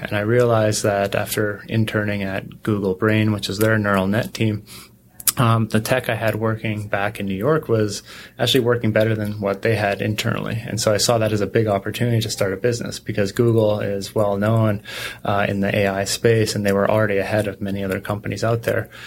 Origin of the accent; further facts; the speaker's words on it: Canada; I grew up in Canada